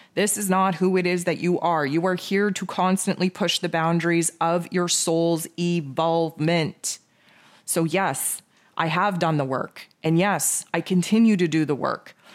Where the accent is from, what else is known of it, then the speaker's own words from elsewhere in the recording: Canada; I am Canadian, so Thanksgiving for me was back in October